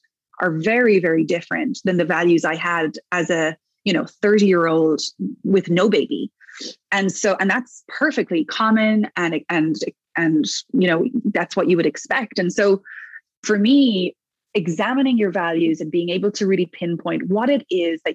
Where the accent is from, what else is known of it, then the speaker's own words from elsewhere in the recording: Ireland; moved away as an adult; also born or lived in New York; now in Toronto, Canada; it's home to Ireland